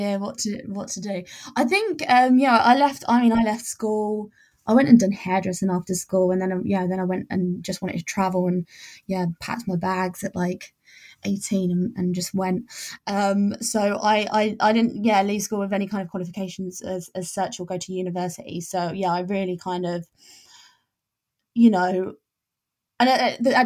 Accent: England, United Kingdom; also born or lived in Spain; when I moved back to England, I realized there was nothing really like that, and it really lacked, but I went back to my hometown

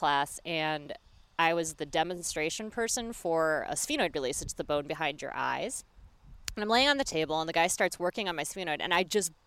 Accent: Midwest, United States; moved away; I'm from the Midwest originally

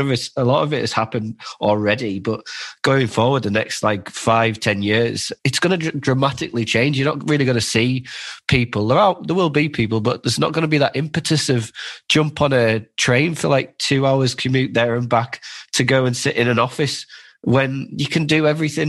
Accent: Cumbria, North West England, United Kingdom; moved away; also born or lived in London; We came up from London, but we're from Cumbria initially. But we came up from London back in 2017.

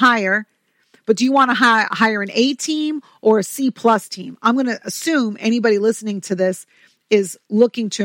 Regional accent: New York, United States; I'm from New York

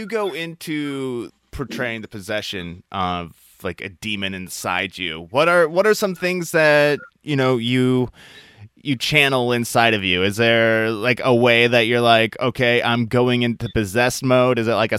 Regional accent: Midwest, United States; moved away; I'm originally from the Midwest here in the United States

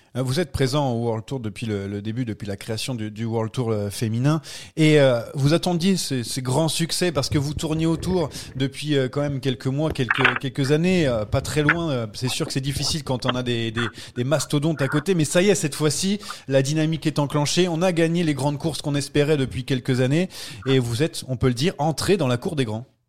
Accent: France; quand on est Français

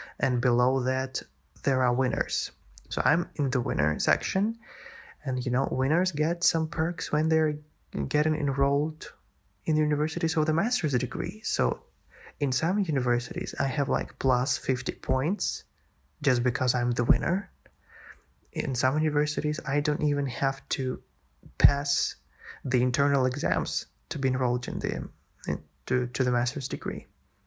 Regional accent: Russia; also born or lived in St. Petersburg, Russia; I transferred in here in my hometown

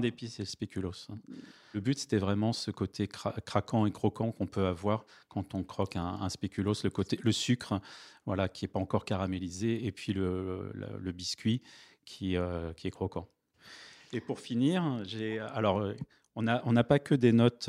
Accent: Vincennes, Île-de-France, France; J'ai grandi à Vincennes

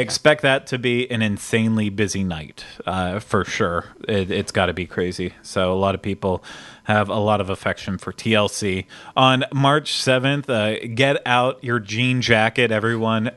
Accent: Pittsburgh, Pennsylvania, United States; I'm from Pittsburgh

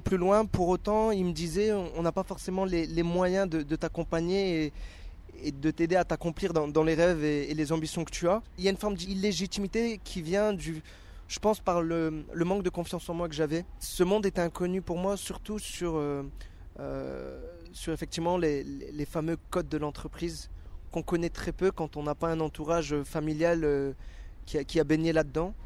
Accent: Dunkirk, Hauts-de-France, France; moved away as an adult; also born or lived in Paris region; Je suis issu du nord de la France, dans une ville qui s'appelle Dunkerque

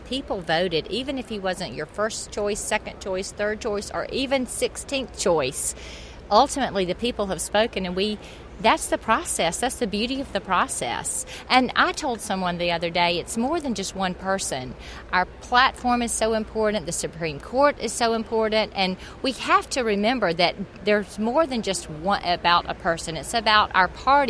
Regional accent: Atlanta, Georgia, United States; I'm from Atlanta, Georgia, and us Southern girls are taught that we don't boo.

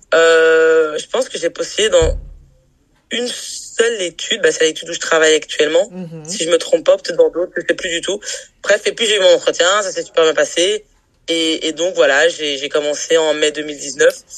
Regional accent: Brussels, Brussels-Capital Region, Belgium; je suis née à Bruxelles, j'ai grandi à Bruxelles, j'ai étudié à Bruxelles

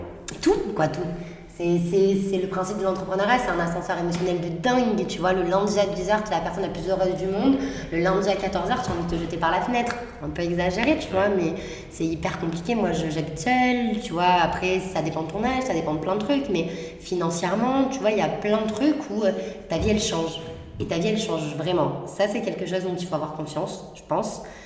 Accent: Marseille, Provence-Alpes-Côte d'Azur, France; J'ai grandi, euh, à Marseille, dans, avec les gens, euh, Marseille huitième

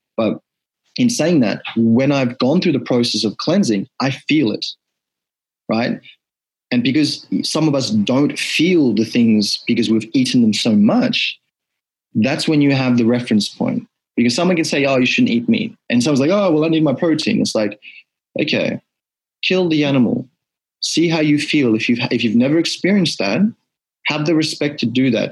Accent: Fiji; now in Australia; born in Australia, but growing up, my first memories of life in Fiji

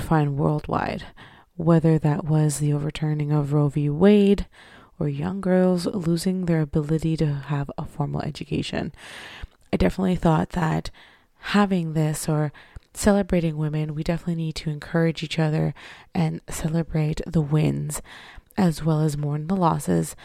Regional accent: Canada; me being a Canadian

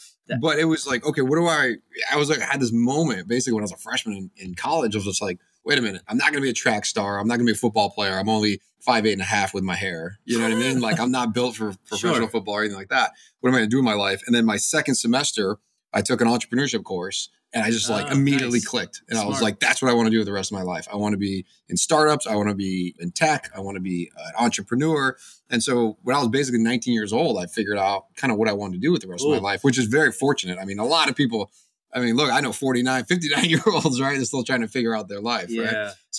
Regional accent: East Coast, United States; I grew up on the East Coast and I came out to Silicon Valley back in, 2003

